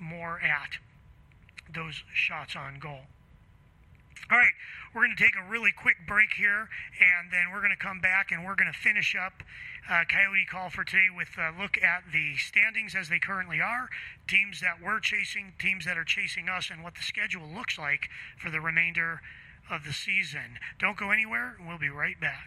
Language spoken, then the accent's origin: English; Chicago, Illinois, United States; I grew up playing hockey in Chicago